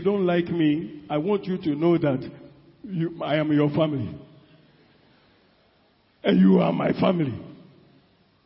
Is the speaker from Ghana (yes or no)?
yes; Ashanti, Ghana; I come from Ashanti region